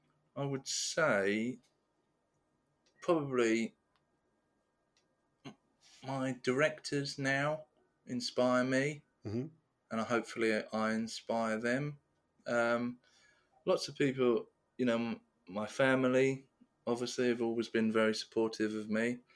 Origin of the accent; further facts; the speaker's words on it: Austria; I'm from Austria, or talks about Austria